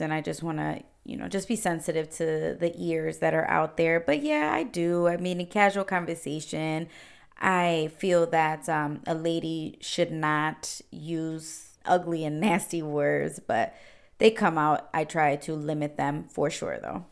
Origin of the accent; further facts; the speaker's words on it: Cleveland, Ohio, United States; I was actually born and raised in Cleveland, Ohio. I've been here my whole life, uh, 28 years